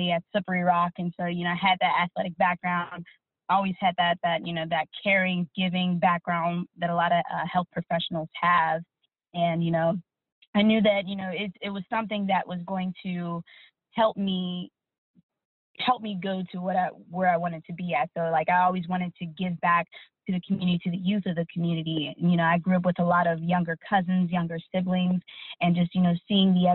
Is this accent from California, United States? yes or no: no; Pittsburgh, Pennsylvania, United States; I grew up in Pittsburgh, still living here